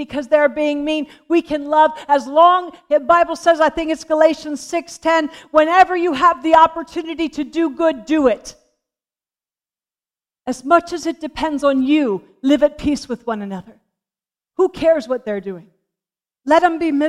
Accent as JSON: {"language": "English", "region": "Pennsylvania", "country": "United States", "tie": "born or raised there", "said": "When I was born and I was raised in Pennsylvania, we had horses"}